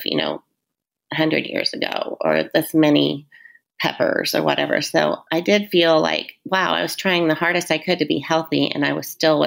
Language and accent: English; Southern Indiana, United States; now in Fishers, United States; we're all from Southern Indiana and growing up the way that we did